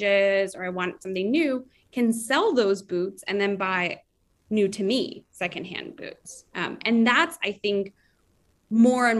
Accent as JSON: {"language": "English", "region": "Florida", "country": "United States", "moved": "yes", "lives_now": "New York, United States", "said": "I was from Florida"}